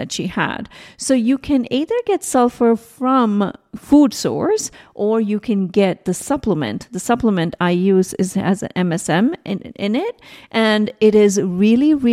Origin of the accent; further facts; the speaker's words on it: India; moved away; I was growing up in India